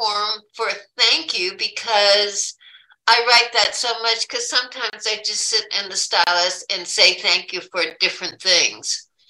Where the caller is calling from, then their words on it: Sarasota, Florida, United States; No, Marsha, I'm from Sarasota, Florida.